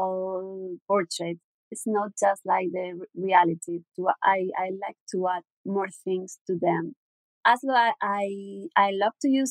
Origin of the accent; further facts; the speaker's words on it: southern Spain, Spain; English is a second language; I'm from Spain. I'm exactly from the south of Spain, from a little town.